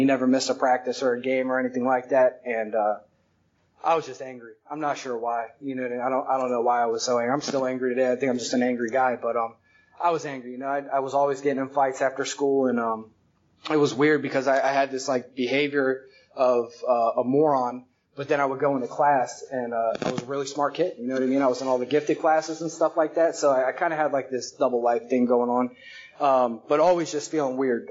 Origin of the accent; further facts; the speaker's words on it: Tampa, Florida, United States; also born or lived in Philadelphia, Pennsylvania; I moved down to Tampa from Philly when I was like 7 years old.